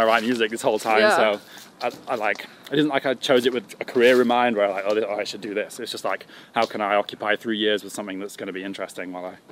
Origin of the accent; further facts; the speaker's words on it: Sheffield, Yorkshire and the Humber, United Kingdom; moved away as an adult; also born or lived in Leeds; growing up in Sheffield